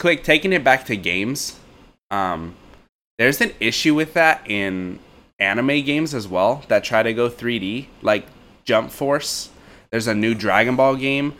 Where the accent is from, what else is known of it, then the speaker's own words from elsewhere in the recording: United States; growing up as an American